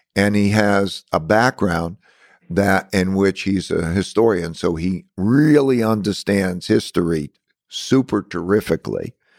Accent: United States; being an American here is that I grew up with all different nationalities

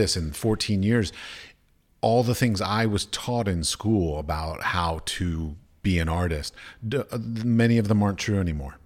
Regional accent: United States; moved away as an adult; I come from America

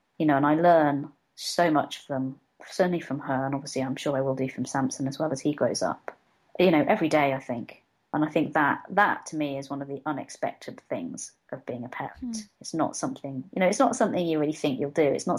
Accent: Hong Kong; born there; I'm Filipino by sort of genetics. I was adopted from birth, but I've never really been. I've been to the Philippines once. I was born in Hong Kong, and I've spent quite a bit of time there.

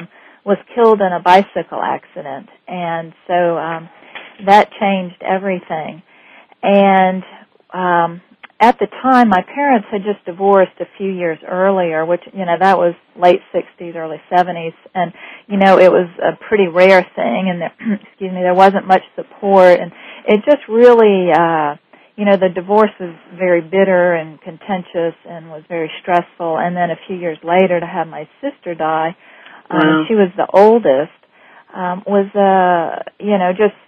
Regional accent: New Orleans, Louisiana, United States; I grew up in the French Quarter in New Orleans

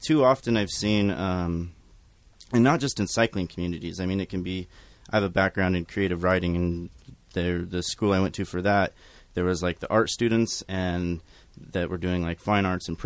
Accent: Lebanon, Oregon, United States; I was born and raised in Lebanon, graduated from Lebanon High School

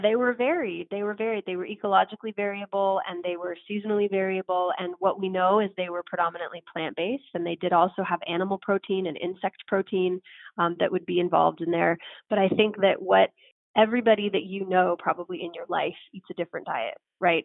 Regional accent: San Francisco, California, United States; San Francisco, my hometown city

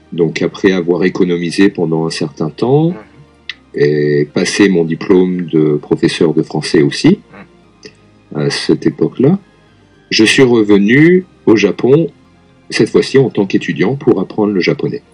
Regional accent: Lyon, Auvergne-Rhône-Alpes, France; moved away as an adult; now in Tokyo, Japan; je suis français, je viens de Lyon, en France

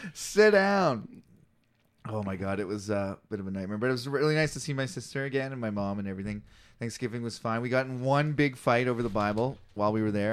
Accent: Canada; I'm a comic from Canada

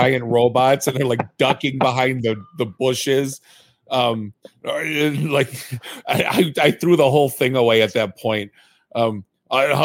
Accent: Warren, Michigan, United States; I grew up in Warren

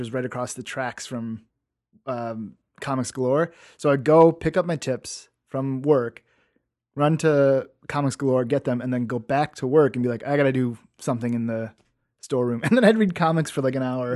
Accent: Forest Park, United States; I grew up in Forest Park

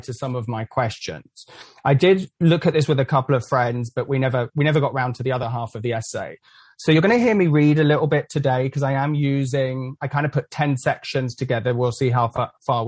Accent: England, United Kingdom; also born or lived in Central Florida; now in Florida, United States; I'm from England originally

